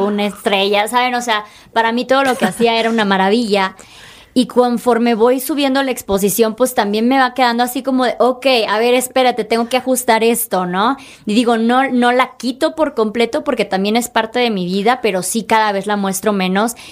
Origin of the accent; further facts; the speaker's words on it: Chiapas, Mexico; soy de Chiapas